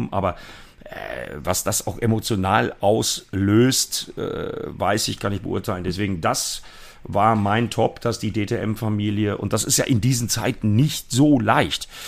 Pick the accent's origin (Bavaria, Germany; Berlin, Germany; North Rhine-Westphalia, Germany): North Rhine-Westphalia, Germany; Das betrifft sowohl meine alte Heimat, die ja auch deine alte Heimat ist, Matthias, das Sauerland